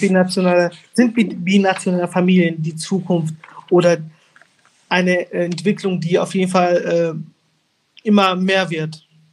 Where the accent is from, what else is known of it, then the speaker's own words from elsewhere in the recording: Angola; now in Germany; ich bin äh, gebürtig in äh, Angola, geboren, also gebürtig, gebürtiger Angolaner.